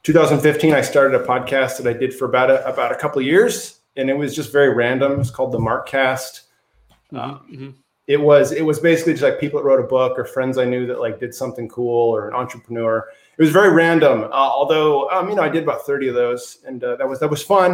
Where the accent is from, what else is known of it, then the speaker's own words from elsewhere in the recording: Bellevue, Washington, United States; I grew up in Bellevue, Washington